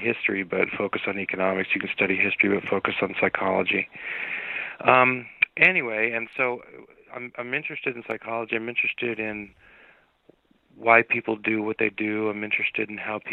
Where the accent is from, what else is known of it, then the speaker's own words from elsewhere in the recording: Southern California, United States; I grew up in Southern California, and I grew up in a tough area